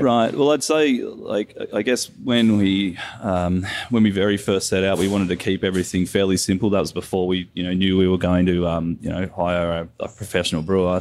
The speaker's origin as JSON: {"language": "English", "town": "Kelowna", "region": "British Columbia", "country": "Canada", "said": "we're all people from Kelowna"}